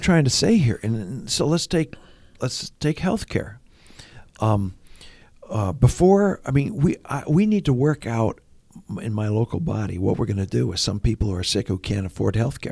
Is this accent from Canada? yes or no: yes; Ontario, Canada; moved away; I grew up in Ontario.